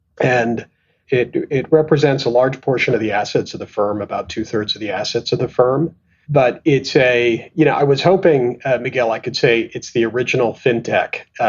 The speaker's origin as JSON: {"language": "English", "country": "Canada", "tie": "born or raised there", "also_born_or_lived": "Tanzania / England / Pakistan / London", "moved": "as an adult", "said": "But I was born in Tanzania, and then my family left when I was at about a year old, and I lived and grew up in Canada. And then I kind of went to school and college in England"}